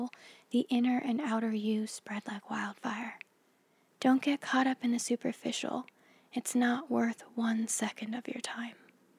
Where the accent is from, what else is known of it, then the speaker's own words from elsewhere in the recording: United States; I grew up in the Mojave Desert in a meth lab on the edge of nowhere